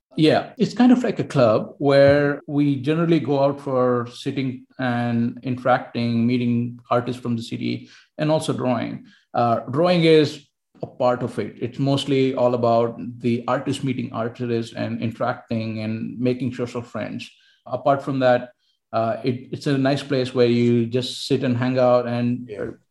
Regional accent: India; moved away as an adult; also born or lived in Barcelona, Spain / Helsinki, Finland; I was from India

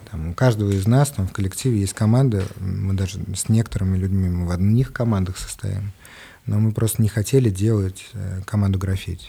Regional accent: Moscow, Russia; born or raised there

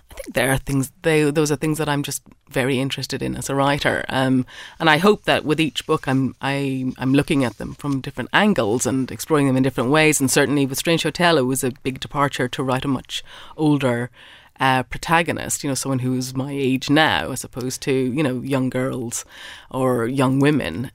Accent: Ireland; I'm an Irish writer

